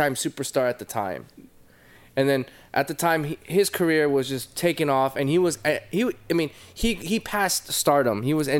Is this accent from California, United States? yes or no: yes; Fullerton, California, United States; I'm originally from Orange County, California. Okay. I grew up in Fullerton.